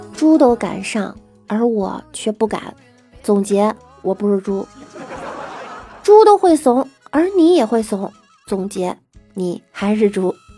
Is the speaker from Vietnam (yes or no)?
no; Beijing, China; 我们北京人可真不是故意吹牛